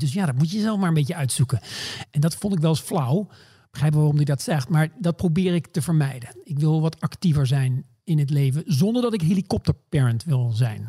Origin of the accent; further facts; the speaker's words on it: Maastricht, Limburg, Netherlands; also born or lived in Groningen; now in New York, United States; Ik ben geboren in Groningen, maar opgegroeid in, in Limburg, in Maastricht